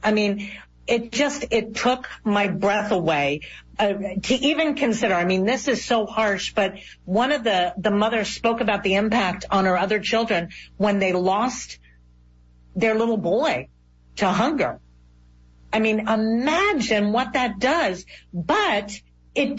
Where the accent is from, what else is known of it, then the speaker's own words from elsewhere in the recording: South Florida, United States; I'm from South Florida